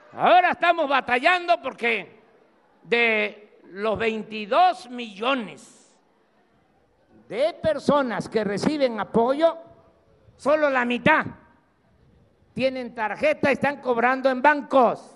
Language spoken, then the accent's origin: Spanish; Tabasco, Mexico; accent: Tabasco speech (drops/adds s); moved away; also born or lived in Mexico City; allá en México a veces se burlan cómo hablo, que me como las heces, que las digo de más. Me da mucho orgullo el habla de mi pueblo.